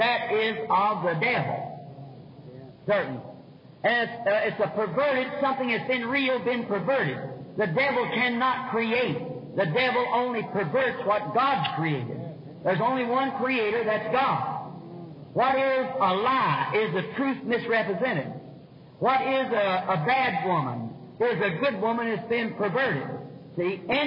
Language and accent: English; United States; as an American citizen